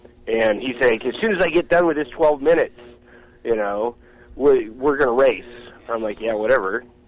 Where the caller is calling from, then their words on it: California, United States; From California.